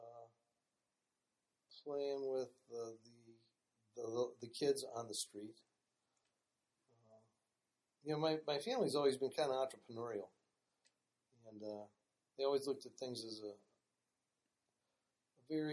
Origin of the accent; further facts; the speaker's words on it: Cleveland Heights, Ohio, United States; I grew up in Cleveland Heights pretty much all my life. I guess we moved there when I was 2 years old.